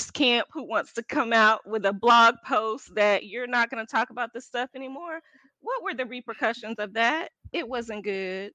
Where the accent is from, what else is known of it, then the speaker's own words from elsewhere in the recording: Texas, United States; I'm from Texas